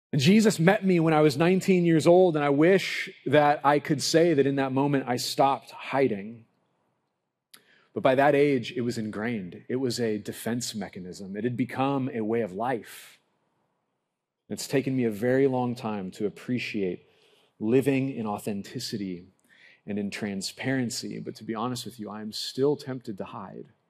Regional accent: Lompoc, California, United States; growing up in Lompoc, I lived down the street from the local bowling alley

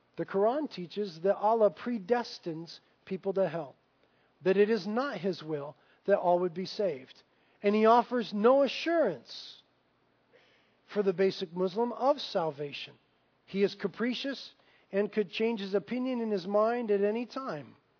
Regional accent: Carpinteria, California, United States; I grew up here in Carpinteria, born and raised.

